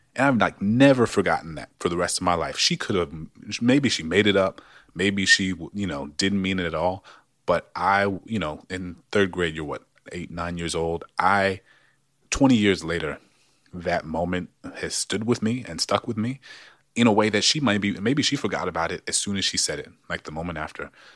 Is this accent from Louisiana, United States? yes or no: yes; New Orleans, Louisiana, United States; moved away; also born or lived in Maryland; growing up in New Orleans public schools